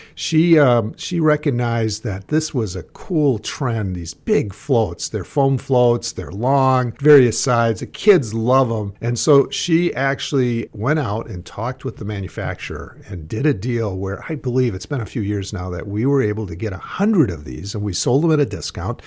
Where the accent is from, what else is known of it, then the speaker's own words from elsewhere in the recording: Lake Pepin, Minnesota, United States; when I was a kid growing up in Lake Pepin